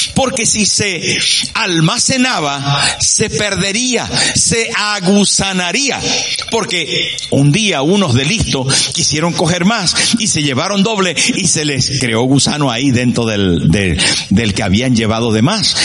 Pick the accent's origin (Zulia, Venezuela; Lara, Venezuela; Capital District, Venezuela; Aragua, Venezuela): Zulia, Venezuela; Sierra de Perijá; moved away as an adult; echaba de menos a mi pueblo y a mi gente y al clima y a la sierra de Perijá donde yo vivía